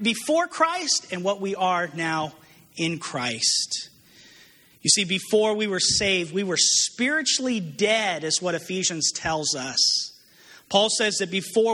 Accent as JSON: {"language": "English", "region": "New Mexico", "country": "United States", "tie": "born or raised there", "moved": "as an adult", "said": "I'm from New Mexico originally, and I lived there since I was 18 years old, grew up out there."}